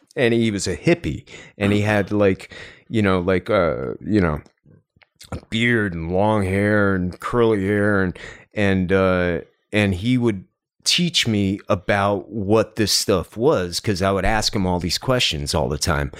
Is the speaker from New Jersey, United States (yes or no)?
yes; New Jersey, United States; also born or lived in New York City / Los Angeles; now in Cleveland, United States; I grew up in Jersey